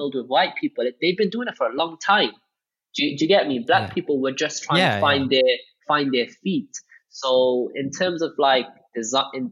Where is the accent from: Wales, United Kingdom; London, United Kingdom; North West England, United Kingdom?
Wales, United Kingdom; Cardiff; growing up in Wales, racism was normal